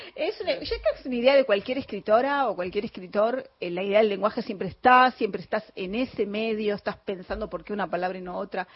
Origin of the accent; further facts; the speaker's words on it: San Martín, Buenos Aires Province, Argentina; los dos somos de San Martín